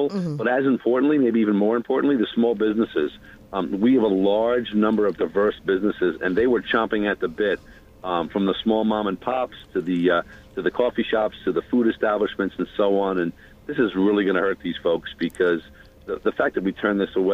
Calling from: Manhattan, New York, United States; Um, I'm in Manhattan right now.

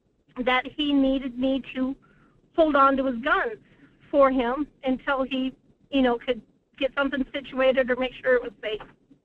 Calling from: Anchor Point, Alaska, United States; from Anchor Point.

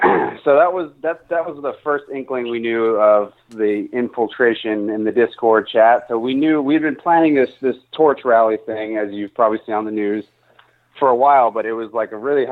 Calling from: Charlottesville, Virginia, United States; I'm calling from Charlottesville, Virginia.

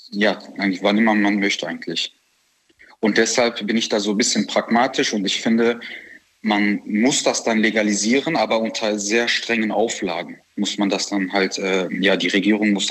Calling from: Düsseldorf, North Rhine-Westphalia, Germany; ich komme aus Düsseldorf.

